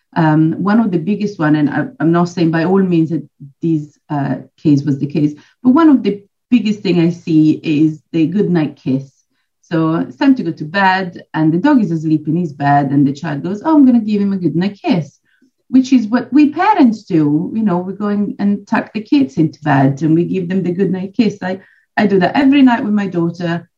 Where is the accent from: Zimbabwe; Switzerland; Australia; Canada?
Switzerland; moved away as an adult; now in Poole, United Kingdom; I'm actually originally from Switzerland, but I've uh, lived in the UK almost 20 years now, and I'm based in Dorset Pool.